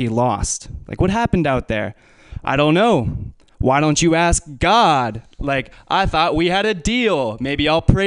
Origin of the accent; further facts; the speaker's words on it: Menlo Park, California, United States; I'm from Menlo Park.